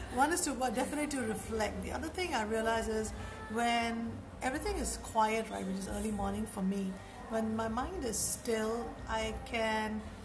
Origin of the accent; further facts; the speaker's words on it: India; moved away as an adult; now in Singapore; I grew up in India and moved to Singapore about almost 20 years ago.